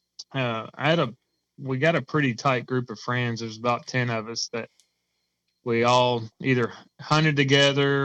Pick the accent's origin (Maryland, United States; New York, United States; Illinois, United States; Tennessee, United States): Tennessee, United States; moved away as an adult; now in Indiana, United States; I'm originally from Tennessee. I'll be a Tennessee until I die. And we moved up to Indiana